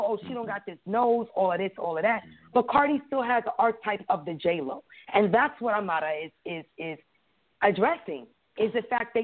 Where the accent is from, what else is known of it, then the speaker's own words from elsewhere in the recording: New York City, New York, United States; I was raised in Brooklyn and not in Panama